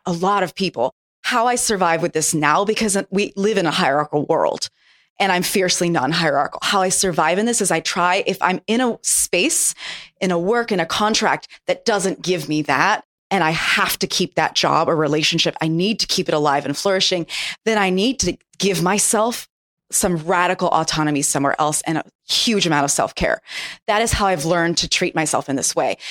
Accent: Japan; moved away; I grew up in Japan

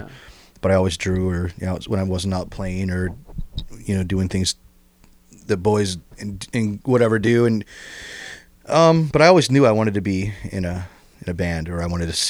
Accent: Toledo, Ohio, United States; I grew up in West Toledo. Oh, and went to West Side. Went to Longfellow's, went to DeVoe Junior High, start high school, and then went to the University of Toledo.

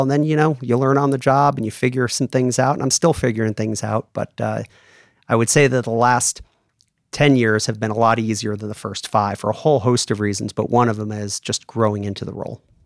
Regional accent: New York area, United States; moved away as an adult; also born or lived in Houston / Germany; now in Atlanta, United States; I grew up in the New York area

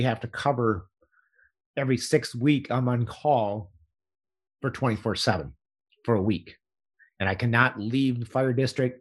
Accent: Hutchinson, Kansas, United States; I live on the north side of my hometown here

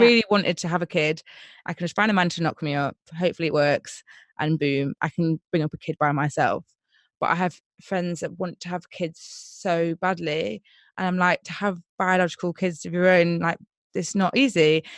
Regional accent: Nottingham, East Midlands, United Kingdom; I'm from Nottingham

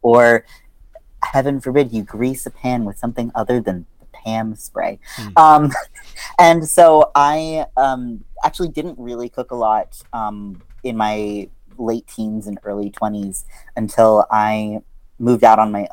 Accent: outside of Baltimore, Maryland, United States; I grew up outside of Baltimore, Maryland

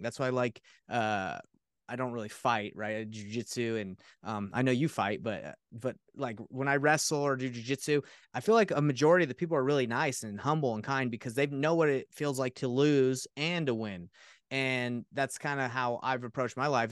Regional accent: Atlanta, Georgia, United States; now in Utah, United States; I grew up in Atlanta, Georgia

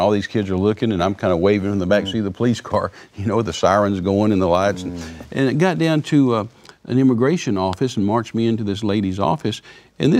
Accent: Texas, United States; I'm a Texan

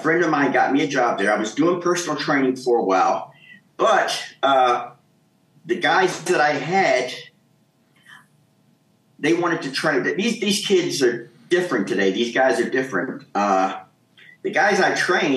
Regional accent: Kansas City, Missouri, United States; moved away as an adult; also born or lived in Egypt / Gothenburg, Sweden; I grew up in Kansas City, Missouri, in the Midwest.

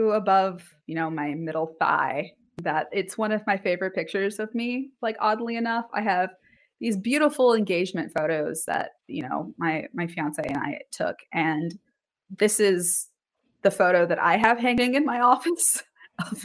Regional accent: Texas, United States; growing up in Texas

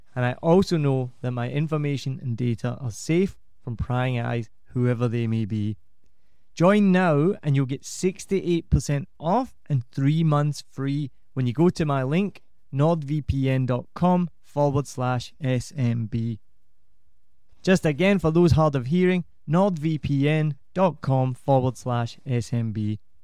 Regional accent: Scotland, United Kingdom; I'm Scottish

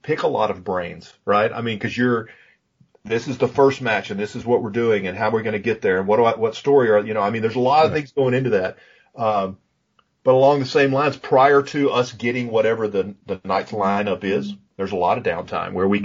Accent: Pine Bluff, Arkansas, United States; I grew up in Pine Bluff, Arkansas. So when I say I'm from Pine Bluff, that's legitimate.

